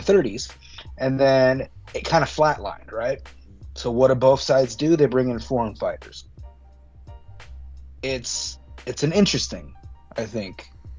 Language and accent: English; Miami, Florida, United States; I grew up in Miami